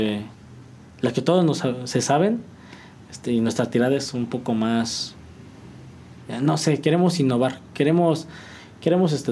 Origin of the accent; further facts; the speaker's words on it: San Juan del Río, Querétaro, Mexico; Somos mexicanos, somos sanjuanenses. Que se note que venimos de San Juan del Río, que se note que venimos de, México